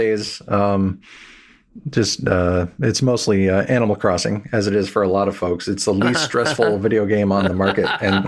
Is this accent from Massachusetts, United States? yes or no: no; New Jersey, United States; also born or lived in New York City / Washington, D.C. / Seattle; I was originally born in New York City. I grew up in New Jersey, up and down the East Coast. But mainly I've been in New York, Washington, D.C., and then Seattle.